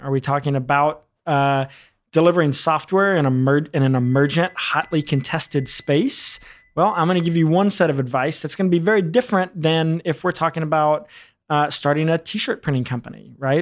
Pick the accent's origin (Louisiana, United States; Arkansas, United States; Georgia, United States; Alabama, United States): Arkansas, United States; rural; also born or lived in New York City; I was born in New York City, but I was raised in rural Arkansas